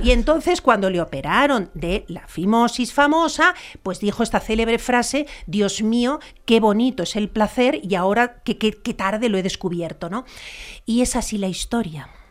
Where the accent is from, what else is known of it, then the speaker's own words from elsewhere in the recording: Spain; reina Leticia en mi país